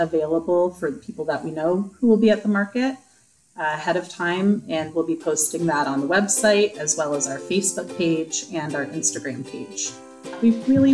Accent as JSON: {"language": "English", "area": "New England", "region": "Connecticut", "country": "United States", "moved": "as an adult", "lives_now": "Kingston, United States", "said": "I'm from New England, so just the views alone make me think of being back home in Connecticut"}